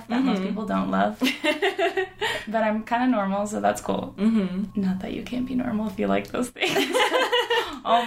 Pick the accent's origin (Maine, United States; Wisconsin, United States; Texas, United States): Texas, United States; Houston; I grew up in Houston